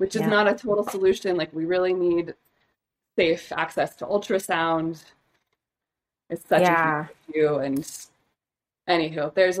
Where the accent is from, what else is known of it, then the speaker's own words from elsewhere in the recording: Idaho, United States; now in Colorado, United States; I am from Idaho.